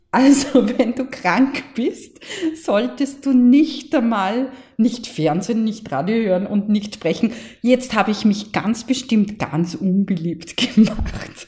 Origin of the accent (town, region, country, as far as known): Mostviertel, Lower Austria, Austria; accent: Mostviertel dialect